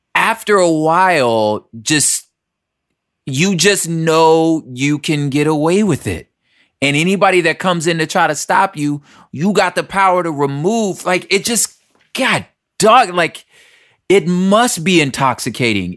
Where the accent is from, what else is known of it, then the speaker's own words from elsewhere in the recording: Los Angeles, California, United States; We're all from South Central L